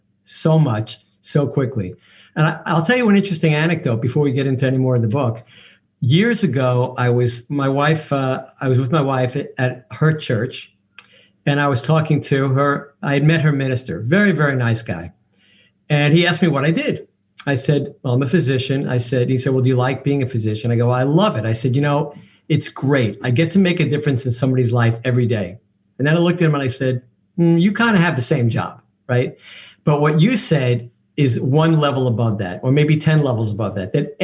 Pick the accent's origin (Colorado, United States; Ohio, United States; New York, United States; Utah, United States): New York, United States; I'm from New York